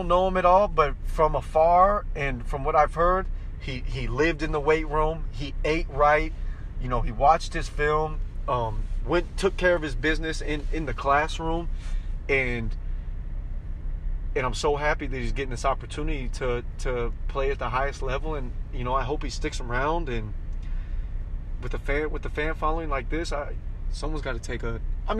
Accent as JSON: {"language": "English", "region": "Kansas", "country": "United States", "tie": "born or raised there", "also_born_or_lived": "Florida", "said": "Growing up in Kansas and Florida, you know, I've been a part of tornadoes and hurricanes."}